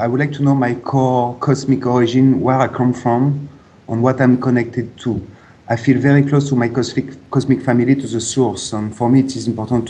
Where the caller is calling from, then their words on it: Ibiza, Balearic Islands, Spain; I'm calling from Ibiza in Spain.